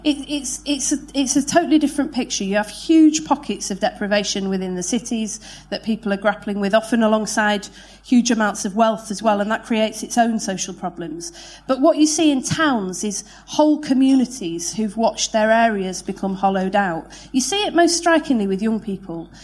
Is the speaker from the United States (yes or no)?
no; Manchester, North West England, United Kingdom; I was born in Manchester in 1979